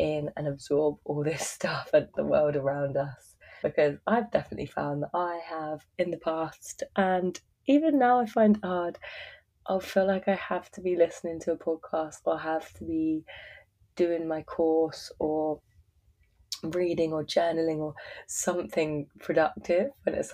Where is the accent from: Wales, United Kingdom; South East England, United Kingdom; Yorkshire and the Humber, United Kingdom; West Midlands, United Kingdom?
South East England, United Kingdom; Surrey; moved away as an adult; now in Byron Bay, Australia; my hometown in Surrey in England